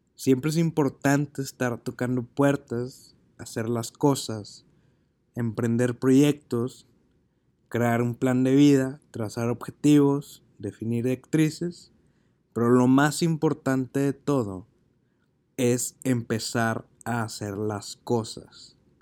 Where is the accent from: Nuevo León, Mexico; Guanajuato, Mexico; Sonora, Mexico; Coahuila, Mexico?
Nuevo León, Mexico; Monterrey; regresé a Monterrey, que es mi ciudad de origen